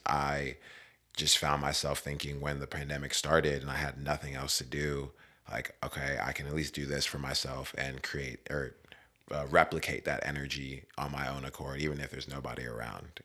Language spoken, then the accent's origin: English; West Virginia, United States; moved away as an adult; also born or lived in Maryland / San Diego; now in California, United States; I was born in Maryland, and I grew up in West Virginia